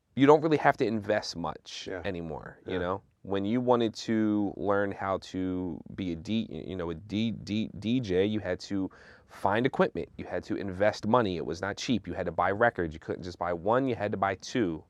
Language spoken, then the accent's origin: English; Philadelphia, Pennsylvania, United States; moved away as an adult; I'm originally from Philly